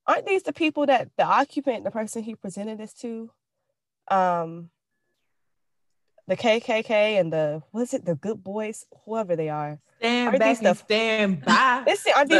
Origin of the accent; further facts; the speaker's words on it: Florida, United States; now in Georgia, United States; I'm from Florida where we have hurricane parties